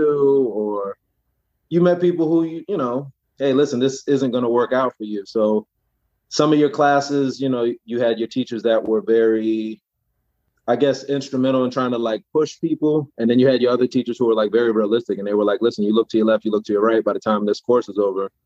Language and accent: English; New York, United States; now in Maryland, United States; I was here in Maryland, but originally being from New York